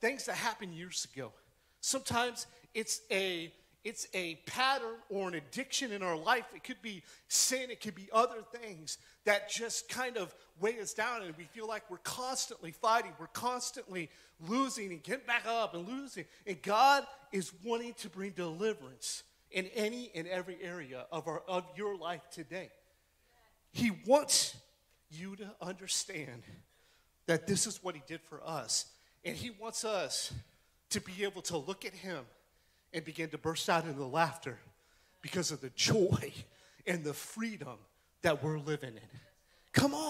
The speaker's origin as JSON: {"language": "English", "region": "West Virginia", "country": "United States", "said": "I'm from West Virginia"}